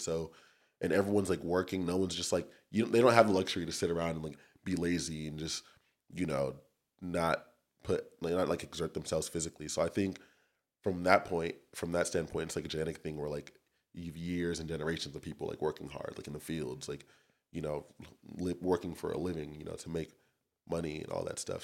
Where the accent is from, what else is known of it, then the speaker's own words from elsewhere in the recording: Torrance, California, United States; also born or lived in Long Beach, California / Santa Barbara, California / Irvine, California; I'm from Torrance, California, born and raised.